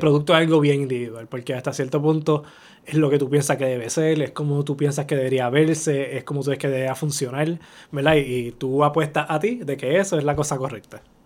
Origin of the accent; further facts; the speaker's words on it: Bayamón, Puerto Rico; ahí en Bayamón, en las calles, yo soy Santa Juanita desde pequeño. Yo caminaba por esa área.